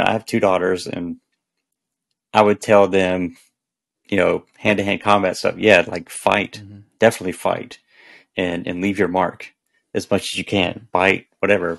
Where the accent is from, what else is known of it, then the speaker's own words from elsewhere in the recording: the South, United States; I grew up in the South